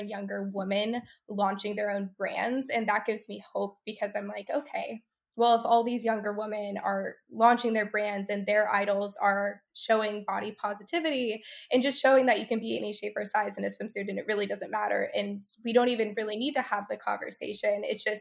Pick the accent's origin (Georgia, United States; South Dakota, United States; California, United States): California, United States; I grew up in California